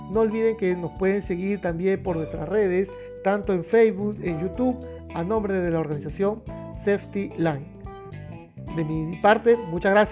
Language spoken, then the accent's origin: Spanish; Peru; todavía tenemos en mi país, en Perú, el carbón, el gas natural también bastante fuerte